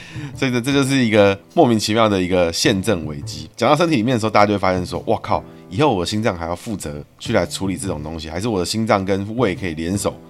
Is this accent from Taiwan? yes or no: yes; Taiwan; 我从小就出生在台湾